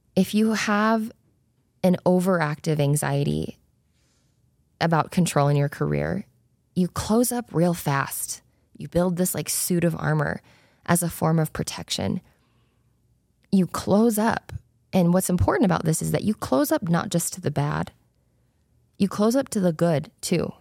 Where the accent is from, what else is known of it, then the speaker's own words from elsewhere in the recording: Spanish Fork, Utah, United States; also born or lived in South Korea; I was born in South Korea. I was adopted as a baby, and I grew up in Spanish Fork, Utah